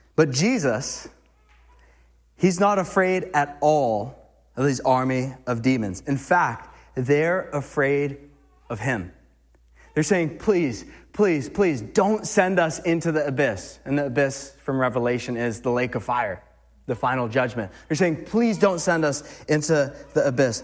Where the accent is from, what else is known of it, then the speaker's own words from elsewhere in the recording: Massachusetts, United States; now in New Hampshire, United States; I'm from Mass